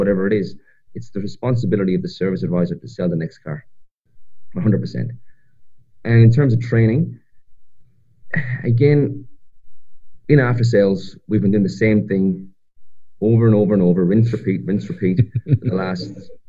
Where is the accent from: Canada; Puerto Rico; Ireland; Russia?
Ireland; moved away as an adult; now in Australia; I'm from the other side of the world, from a little country called Ireland. I grew up in Ireland, and I made my way to Australia about 6.5 years ago